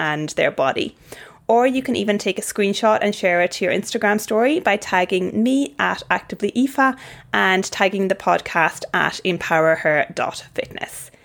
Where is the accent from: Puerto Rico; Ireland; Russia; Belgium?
Ireland; now in Brisbane, Australia; I'm from Ireland